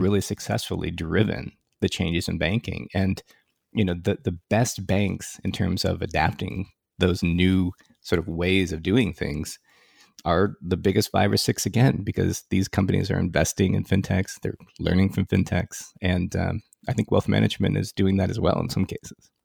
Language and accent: English; Silicon Valley, California, United States; I grew up in Silicon Valley, and I grew up in the formative years of Silicon Valley